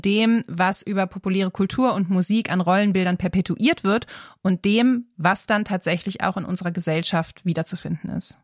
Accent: Germany; Hier bei uns in Deutschland

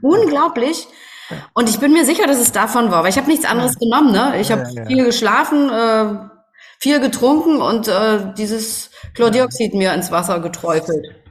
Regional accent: East Germany, Germany; ich bin ja in der DDR groß geworden und ähm, bin ja hier auch im Osten tätig

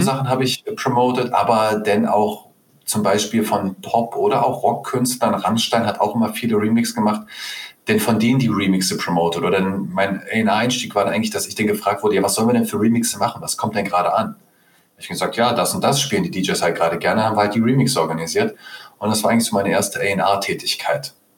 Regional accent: Berlin, Germany; Also ich bin einer der wenigen echten Berliner hier. Das heißt, ich bin hm. in Berlin geboren und aufgewachsen.

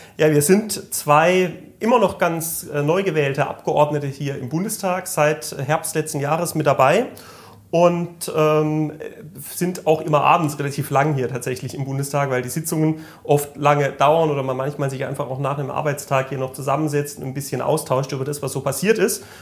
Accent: Malterdingen, Baden-Württemberg, Germany; Ich komme aus dem schönen Malterding, das ist äh, in Südbaden ähm, zwischen Freiburg und Offenburg

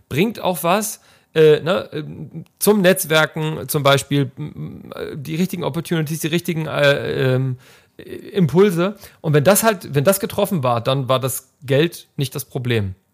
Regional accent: Hamburg, Germany; born there; now in Leipzig, Germany; gebürtiger Hamburger und Wahlleipziger

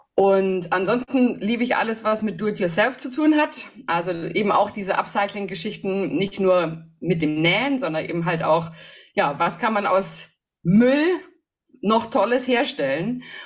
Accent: Hof, Bavaria, Germany; moved away; ich bin in Hof geboren, wohne da jetzt auch wieder seit zwei Jahren

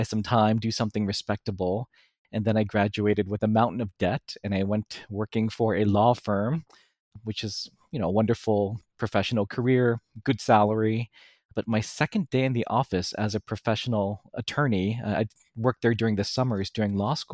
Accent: New York City, New York, United States; I was born and raised in New York City

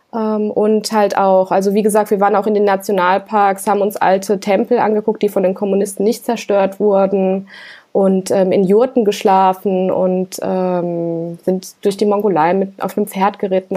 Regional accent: Germany; ich als Deutsche in Russland

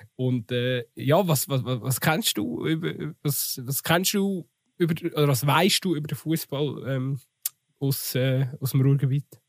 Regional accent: Switzerland; bei uns in der Schweiz

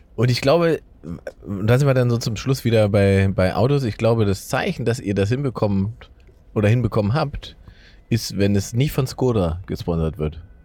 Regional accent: Saxony-Anhalt, Germany; moved away; da, wo ich herkomme, ne, Sachsen-Anhalt im Osten

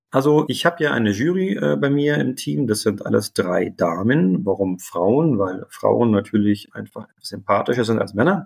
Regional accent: Berlin, Germany; moved away; also born or lived in Munich; Jetzt bin ich selber Berliner

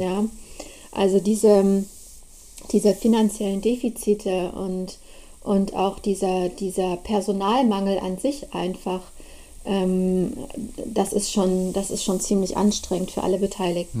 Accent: Markkleeberg, Saxony, Germany; moved away as an adult; also born or lived in Leipzig; now in Berlin, Germany; ich komme eigentlich ursprünglich aus Leipzig. Ich bin ein Ossi. Da bin ich geboren

